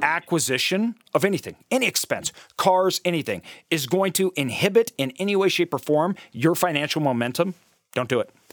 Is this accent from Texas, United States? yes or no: no; Idaho, United States; also born or lived in Brazil; I'm from Idaho